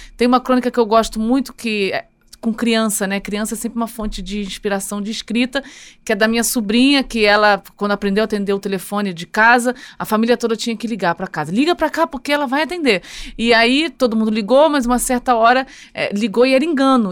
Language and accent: Portuguese; Rio de Janeiro, Brazil; Nasci no Rio de Janeiro e sou carioca